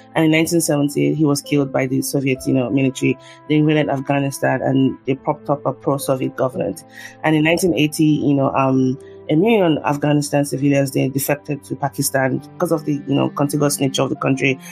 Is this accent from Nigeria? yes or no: yes; Nigeria; moved away as an adult; now in United States; I'm a Nigerian here in the US. I've been, I've lived here for 10 years